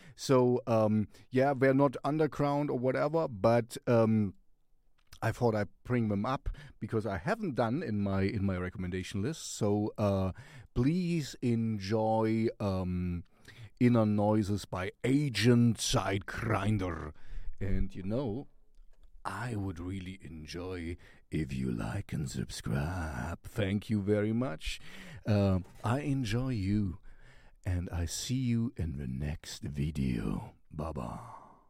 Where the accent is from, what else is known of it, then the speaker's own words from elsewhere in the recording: Sweden; we're from Sweden